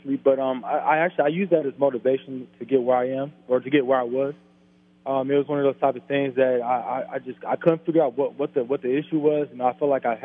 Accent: Cincinnati, Ohio, United States; I grew up in the Cincinnati area

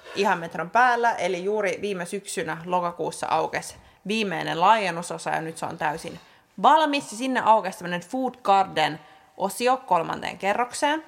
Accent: Helsinki, Uusimaa, Finland; olen stadilainen

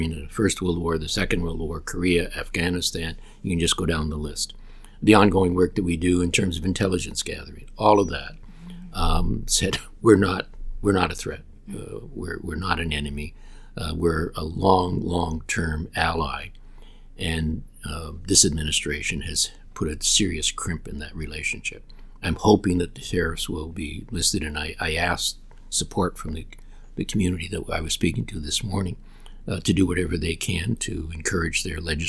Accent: Canada; as a Canadian

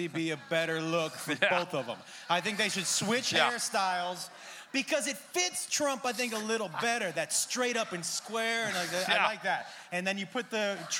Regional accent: Massachusetts, United States; I grew up in Massachusetts

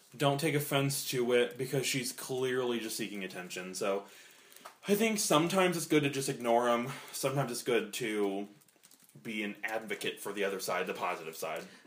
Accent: Midwest, United States

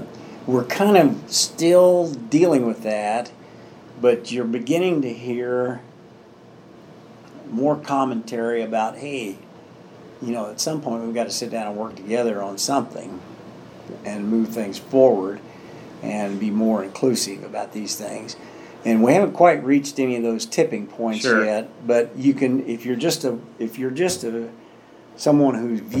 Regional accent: Indiana, United States; I come from Hamilton County and it's a pretty heavily Republican area.

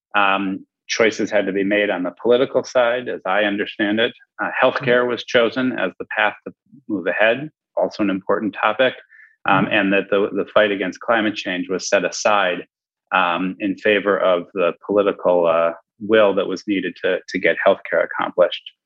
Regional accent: Milwaukee, Wisconsin, United States; also born or lived in Madison, Wisconsin; I grew up in Milwaukee

